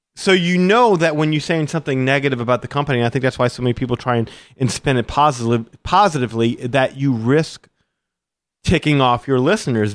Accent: Louisiana, United States; I'm from the Louisiana. We have alligators down here

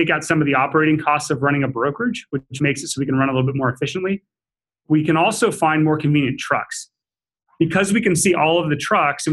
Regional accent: Seattle, Washington, United States; I was born and raised in Seattle.

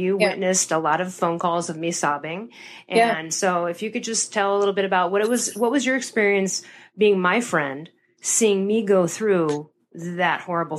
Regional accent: Chicago, Illinois, United States; we're from Chicago. We're going to have to order that Pacino's in and do that at some point.

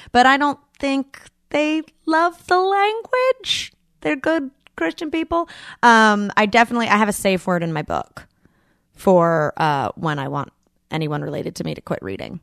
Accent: Boonville, North Carolina, United States; I'm from a town called Booneville

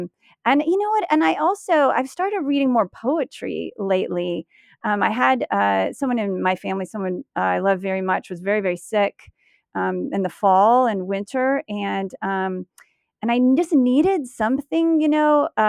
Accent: United States; I guess I am an American woman, I guess.

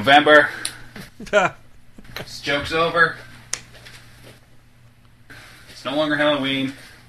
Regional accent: Canada; with me being Canadian

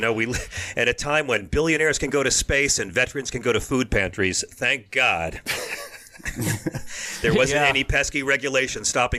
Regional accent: New York, United States; I'm from New York. I grew up in hurricanes

